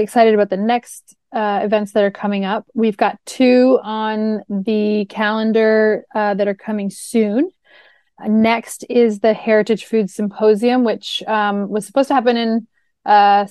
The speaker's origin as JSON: {"language": "English", "country": "Canada", "moved": "as an adult", "lives_now": "Florida, United States", "said": "I'm from Canada. So this was something that I really came to know when I moved to Florida 6 years ago"}